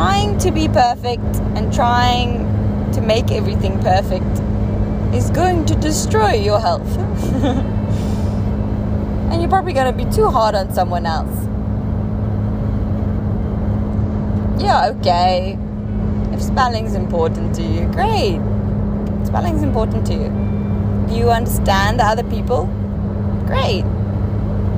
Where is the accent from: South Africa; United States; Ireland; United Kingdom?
South Africa; first language Afrikaans; English is a second language; I'm not English. I'm not even sure I'm Afrikaans anymore